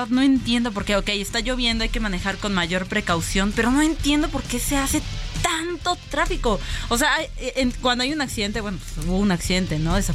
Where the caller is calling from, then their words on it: Iztapalapa, Mexico City, Mexico; Muy buenas tardes … de Iztapalapa.